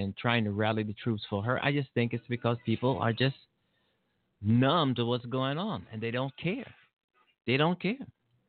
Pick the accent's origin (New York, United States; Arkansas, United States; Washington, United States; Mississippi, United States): Mississippi, United States; born there; You know, they tell me I was born in Mississippi, and I'm kind of embarrassed about Mississippi and some other states in the South.